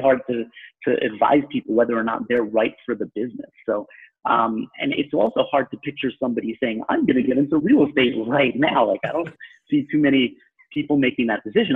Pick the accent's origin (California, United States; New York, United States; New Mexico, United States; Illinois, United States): New York, United States; Long Island; accent: New York; I'm a native New Yorker. Well, I'm from Long Island, so people from the city will maybe dispute that sometimes, which is kind of ridiculous because I have the accent